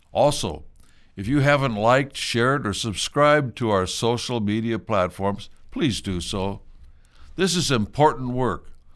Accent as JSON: {"language": "English", "country": "United States"}